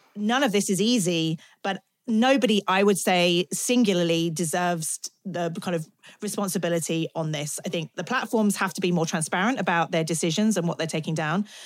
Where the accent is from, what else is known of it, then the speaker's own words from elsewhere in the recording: United Kingdom; I'm British